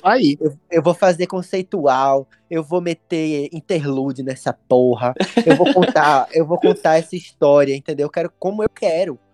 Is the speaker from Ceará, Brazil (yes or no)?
no; Recife, Pernambuco, Brazil; quando era adolescente em, em Recife.